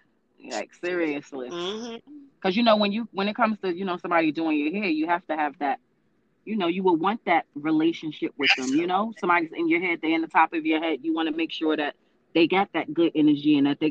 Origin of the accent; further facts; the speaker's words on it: New York, United States; New York. I'm from New York.